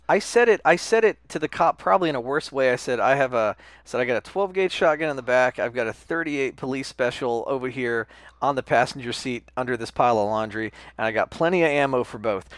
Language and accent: English; United States; I'm American